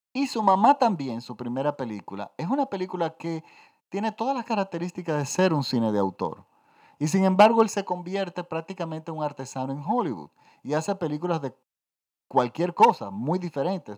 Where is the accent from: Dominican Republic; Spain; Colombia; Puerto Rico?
Dominican Republic; Yo crecí en los 70 en mi país, yo estoy en la República Dominicana. Yo crecí en una dictadura